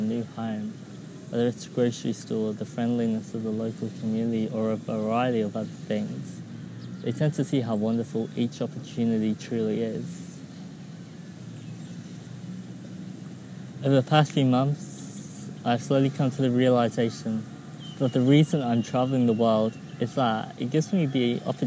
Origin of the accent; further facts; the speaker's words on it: Christchurch, South West England, United Kingdom; I grew up in Dorset, which is a small county in England, approximately 2 hours southwest of London.